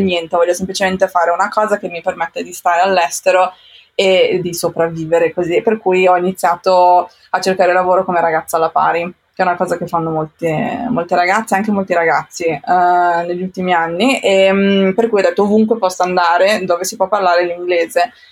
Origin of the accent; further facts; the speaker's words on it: Como, Lombardy, Italy; moved away as an adult; also born or lived in Japan / London / Cambodia; now in Amsterdam, Netherlands; sono nata in Italia, sono nata a Como